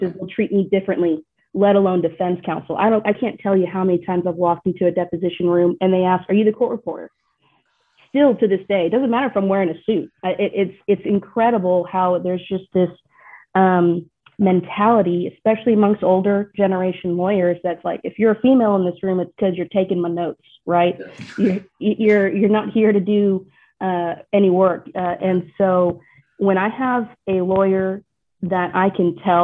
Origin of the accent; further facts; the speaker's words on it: Texas, United States; accent: Texas; my Texas accent really comes out heavier